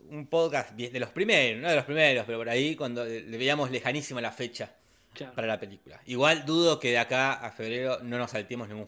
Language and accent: Spanish; La Plata, Buenos Aires Province, Argentina; Nosotros somos de La Plata